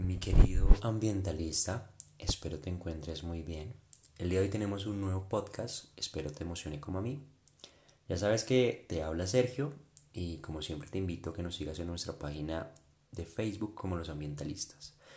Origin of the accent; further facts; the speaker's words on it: Colombia; also born or lived in Bogotá; mi país, en Colombia.